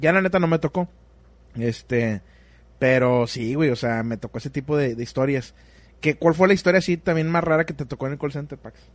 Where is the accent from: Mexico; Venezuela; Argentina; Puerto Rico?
Mexico; Monterrey, Nuevo León; como somos de Monterrey, el norte de México